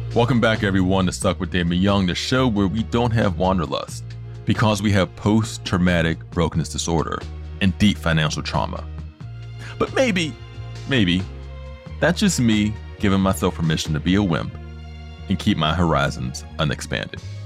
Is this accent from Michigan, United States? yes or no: no; Pittsburgh, Pennsylvania, United States; I'm from Pittsburgh, PA. I still live in Pittsburgh.